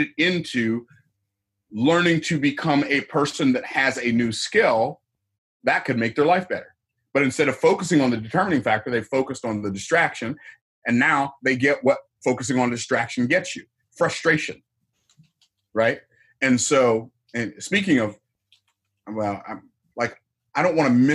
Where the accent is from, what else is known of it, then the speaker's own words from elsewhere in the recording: Tampa, Florida, United States; I was born in the town I live in now. I was born in Tampa, Florida in 1961